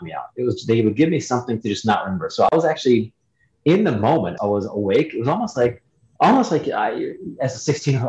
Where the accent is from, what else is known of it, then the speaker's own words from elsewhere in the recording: Ohio, United States; I was born and raised in Ohio